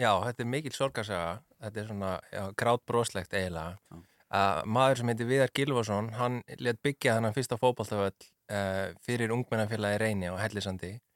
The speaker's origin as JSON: {"language": "Icelandic", "town": "Ólafsvík", "region": "Western Region", "country": "Iceland", "tie": "born or raised there", "said": "ég er frá Ólasvík sem er bara næsti bær við Ólst upp þar"}